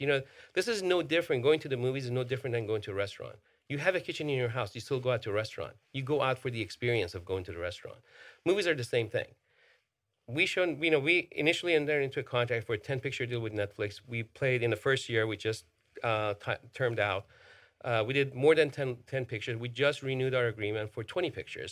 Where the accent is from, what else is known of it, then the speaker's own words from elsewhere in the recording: Iran; moved away; I grew up in Iran. You know, I, I was born and raised over there